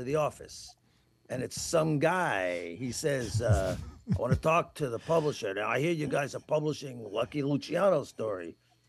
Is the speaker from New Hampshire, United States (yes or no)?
no; New York City, New York, United States; I am from Queens.